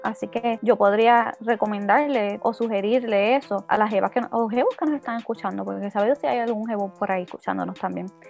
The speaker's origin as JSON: {"language": "Spanish", "town": "Moca", "country": "Puerto Rico", "tie": "born or raised there", "moved": "as an adult", "lives_now": "Isabela, Puerto Rico", "said": "Actualmente vivo en Isabela, pero soy natural de Moca. Así que estuve viviendo en Moca hasta el 2000, 2019."}